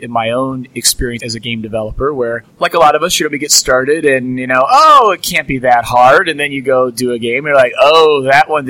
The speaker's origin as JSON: {"language": "English", "town": "St. Louis", "region": "Missouri", "country": "United States", "said": "we're all from St. Louis"}